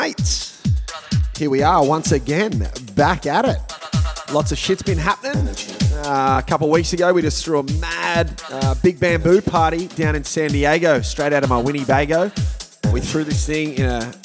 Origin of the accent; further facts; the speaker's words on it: Sunshine Coast, Queensland, Australia; moved away; Got my good mate Paluma from my hometown on the sunny coast in Australia